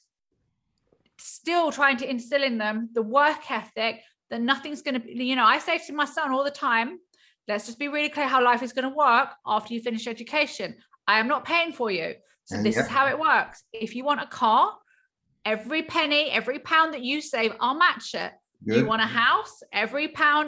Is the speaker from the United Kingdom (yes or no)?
yes; Hertfordshire, East of England, United Kingdom; also born or lived in California, United States; In Hertfordshire, just outside Hertfordshire. So I was actually born in California